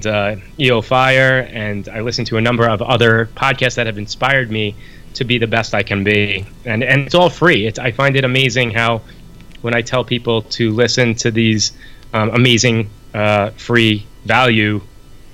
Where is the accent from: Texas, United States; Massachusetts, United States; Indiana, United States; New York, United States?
New York, United States; I'm from New York, so I say it different